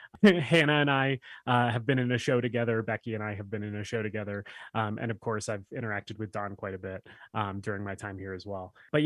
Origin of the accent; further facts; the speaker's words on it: Prescott, Arizona, United States; I'm born and raised in Prescott, Arizona. So a Northern Arizona local, lifelong, pretty much.